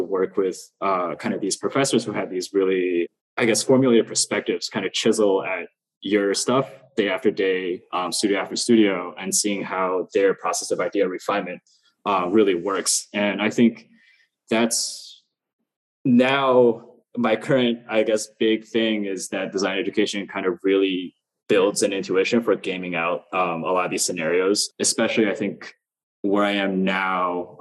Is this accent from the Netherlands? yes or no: no; China; moved away; also born or lived in Queens, New York, United States; my uncle was an architect when I was growing up in China